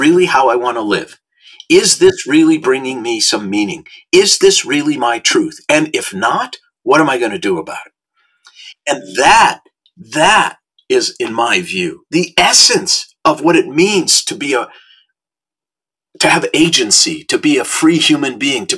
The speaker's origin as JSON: {"language": "English", "town": "Minneapolis", "region": "Minnesota", "country": "United States", "tie": "born or raised there", "moved": "yes", "lives_now": "Los Angeles, United States", "said": "when I was a young boy growing up in Minnesota"}